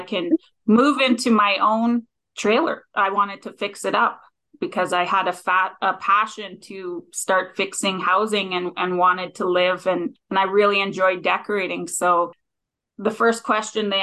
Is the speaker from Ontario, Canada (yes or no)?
no; Gillam, Manitoba, Canada; I grew up north in Gila, Manitoba